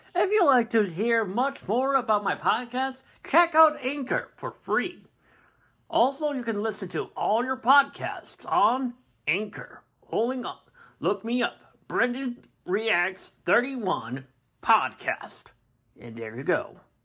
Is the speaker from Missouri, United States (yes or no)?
yes; Springfield, Missouri, United States; my hometown, Springfield, Missouri